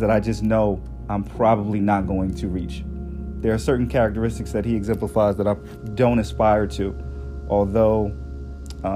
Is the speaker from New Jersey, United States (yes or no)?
yes; Newark, New Jersey, United States; I was born and raised in Newark, New Jersey